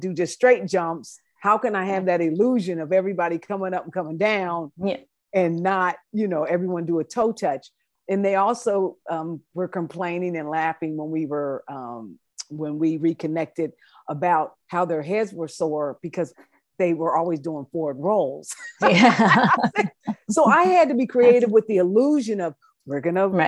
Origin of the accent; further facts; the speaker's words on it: United States; I was coming as the American coach